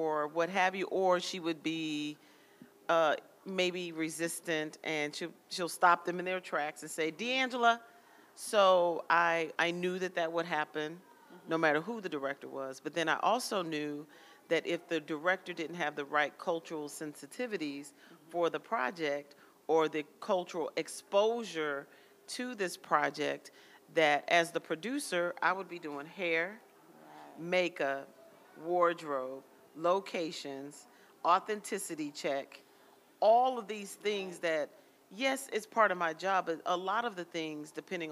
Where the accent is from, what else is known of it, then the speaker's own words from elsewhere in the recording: Texas, United States; I'm from Texas.